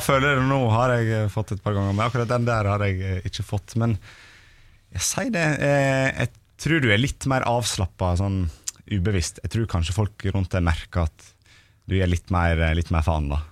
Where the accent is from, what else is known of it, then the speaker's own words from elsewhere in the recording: Stryn, Vestland, Norway; moved away; also born or lived in Eastern Norway; jeg er nå fra Stryn